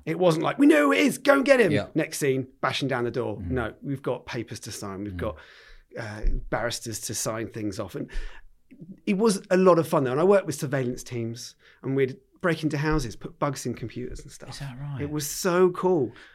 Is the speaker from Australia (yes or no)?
no; Wimborne, South West England, United Kingdom; I've been a Dorset lad all the way through. Um, went to QE um, in Wimborne